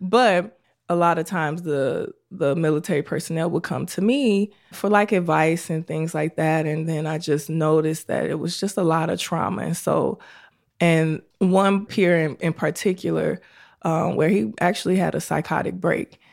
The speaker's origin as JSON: {"language": "English", "town": "Chicago", "region": "Illinois", "country": "United States", "tie": "born or raised there", "said": "I was born and raised in Chicago on the south side of Chicago"}